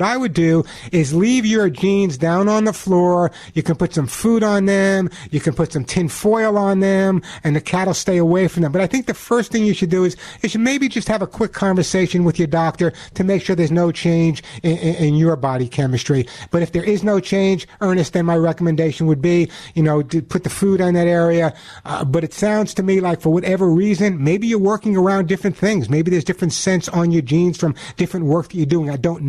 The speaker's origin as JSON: {"language": "English", "region": "New York", "country": "United States", "said": "especially with friends of mine in New York, and you would never know my accent, that's where I'm originally from."}